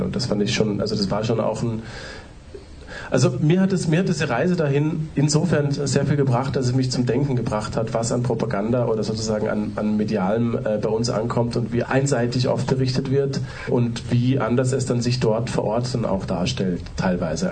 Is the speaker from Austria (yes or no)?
yes; Austria; ich bin Österreicher